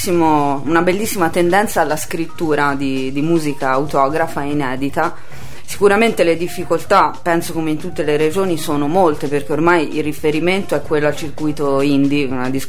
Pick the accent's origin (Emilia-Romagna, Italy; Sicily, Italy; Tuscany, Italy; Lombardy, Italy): Tuscany, Italy; Livorno; io vengo da Livorno e in questo momento stanno fiorendo praticamente i gruppi che nel circuito indie stanno avendo molto successo